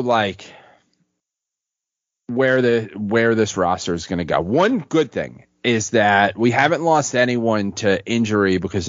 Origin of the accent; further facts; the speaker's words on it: United States; I'm an American.